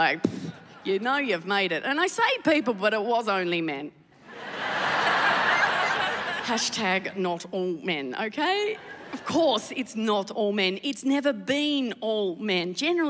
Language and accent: English; Tasmania, Australia; I'm from Tasmania. Lovely place, famous for a lot of things. Potatoes and our frighteningly small gene pool.